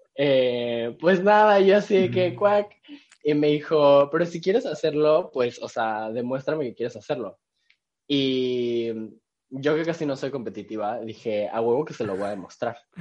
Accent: Cancún, Quintana Roo, Mexico; also born or lived in Mexico City / Querétaro; Pero nací y crecí en, Cancún, así que soy cancunense.

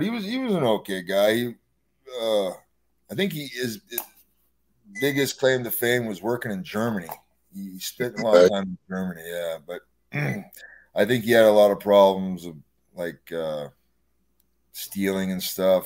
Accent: Canada; moved away; I'm Canadian

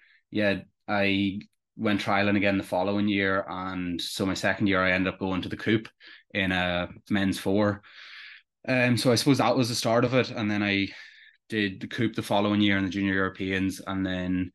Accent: Enniskillen, Northern Ireland, United Kingdom; I come from Enniskillen, or just outside of Enniskillen in Fermanagh

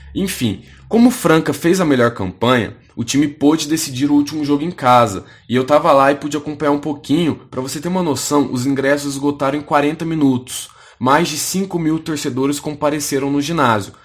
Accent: Uberaba, Minas Gerais, Brazil; moved away; de Uberaba, que é minha cidade natal

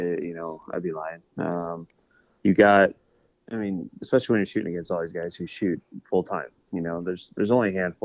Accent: Darrington, Washington, United States; it's my hometown

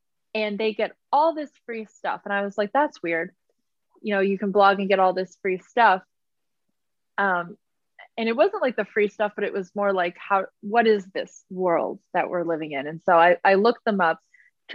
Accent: Massachusetts, United States; moved away as an adult; also born or lived in Arizona; now in New York City, United States; I am from Massachusetts.

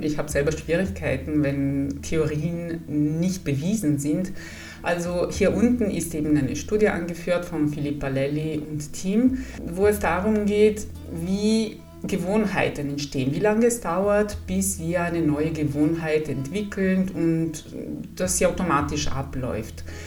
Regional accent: Italy; German is a second language; moved away as an adult; also born or lived in Padua, Italy / Salzburg, Austria; now in Bavaria, Germany; Ich komme aus Italien

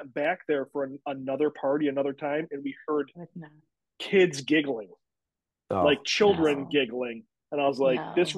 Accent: Williamson, New York, United States; when I was a kid, I grew up in Williamson, which is all apple orchards.

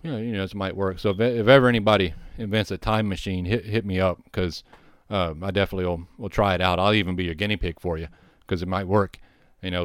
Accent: the South, United States; also born or lived in Texas; having grown up in the South, I grew up hearing gospel songs

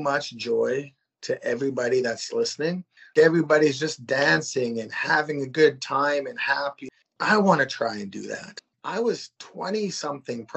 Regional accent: Saskatchewan, Canada; I'm from Saskatchewan, Canada

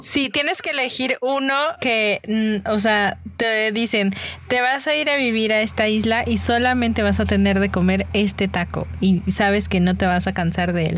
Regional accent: Mexico City, Mexico; soy una verdadera chilanga.

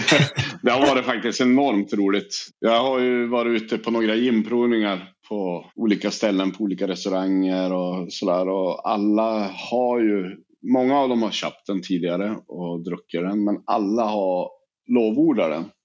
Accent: Sweden; vi i Sverige

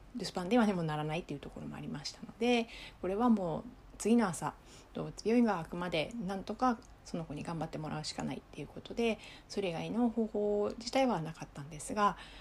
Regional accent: Japan; now in Okinawa, Japan; 私は内地出身

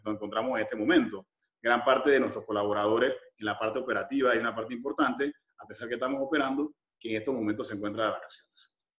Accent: Panama; como panameños

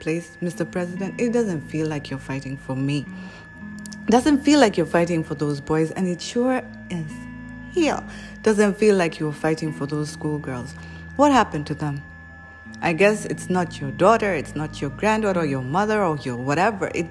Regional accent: Kenya; We as Kenyan people

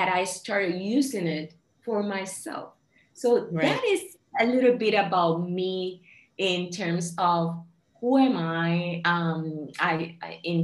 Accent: Puerto Rico; I'm Puerto Rican. I was born and raised in Puerto Rico, which is an island in the Caribbean.

